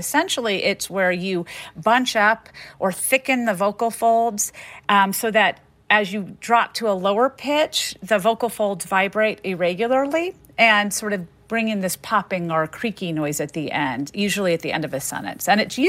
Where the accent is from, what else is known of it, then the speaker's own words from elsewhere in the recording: the South, United States; And so growing up in the South with French-speaking parents, I noticed how people responded to them because of the way they talk.